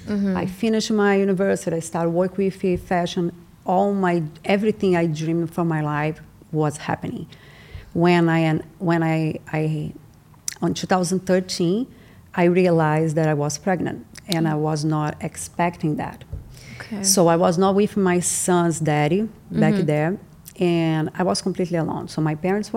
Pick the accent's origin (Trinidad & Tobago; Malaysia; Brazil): Brazil; Itaperuna, Rio de Janeiro; English is a second language; moved away as an adult; now in Los Angeles, United States; I grew up in this small city in Brazil called Itaperuna. It's like 4 hours from Rio.